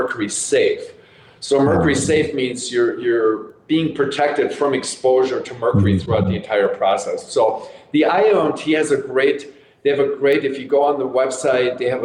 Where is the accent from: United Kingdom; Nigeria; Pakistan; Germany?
Germany; moved away; I grew up in Germany